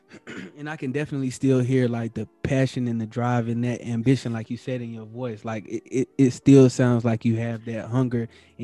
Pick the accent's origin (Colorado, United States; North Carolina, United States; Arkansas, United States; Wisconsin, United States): North Carolina, United States; moved away as an adult; also born or lived in Las Vegas / Seattle; So I'm originally from North Carolina. So when I was like 22, I moved from North Carolina to Las Vegas. And I moved from like a small town.